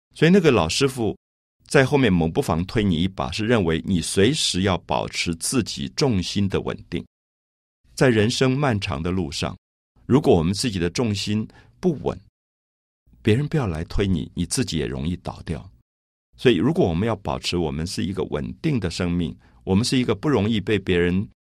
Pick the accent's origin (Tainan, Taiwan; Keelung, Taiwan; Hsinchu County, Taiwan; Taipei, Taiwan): Taipei, Taiwan; 我记得我小时候在台北的大龙洞这个社区